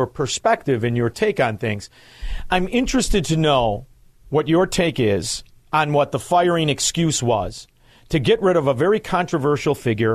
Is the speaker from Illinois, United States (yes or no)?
yes; Chicago, Illinois, United States; I'm from Chicago